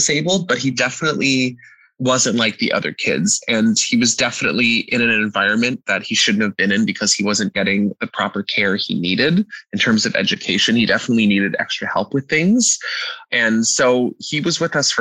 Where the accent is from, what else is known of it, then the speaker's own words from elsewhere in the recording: Canada; Me being a Canadian